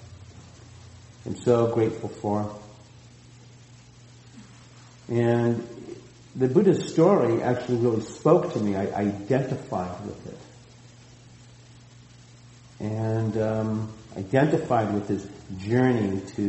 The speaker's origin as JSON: {"language": "English", "area": "outside of Boston", "region": "Massachusetts", "country": "United States", "tie": "born or raised there", "moved": "yes", "lives_now": "Santa Cruz, United States", "said": "growing up outside of Boston"}